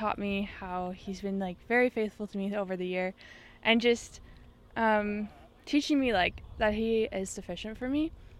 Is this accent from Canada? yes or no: yes; Vermilion, Alberta, Canada; I'm from Vermilion, Alberta, Canada.